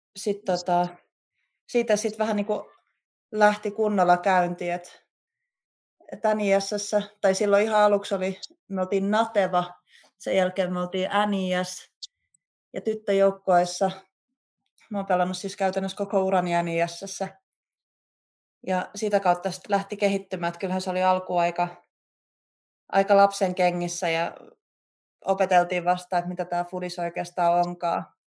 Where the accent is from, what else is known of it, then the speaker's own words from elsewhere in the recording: Klaukkala, Uusimaa, Finland; kotikulmilla Klaukkalassa, missä mä oon itse kasvanut ja käynyt koulun